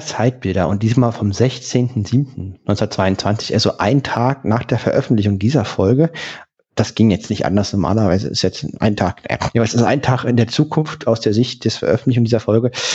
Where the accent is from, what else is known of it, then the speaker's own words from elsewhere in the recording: Berlin, Germany; ich komme aus Köpenick